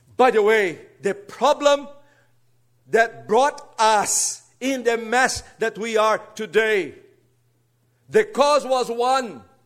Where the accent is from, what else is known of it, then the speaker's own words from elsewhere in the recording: Brazil; English is a second language; moved away; don't worry about my accent. I'm a Brazilian. And this is the fourth language I have to get acquainted in my life